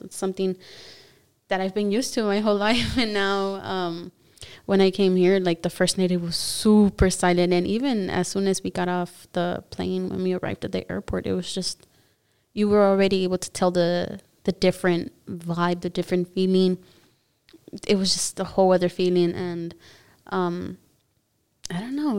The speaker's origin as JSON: {"language": "English", "town": "Los Angeles", "region": "California", "country": "United States", "accent": "Spanish", "first_language": "Spanish", "second_language": "English", "said": "I am from the US, from Los Angeles, California"}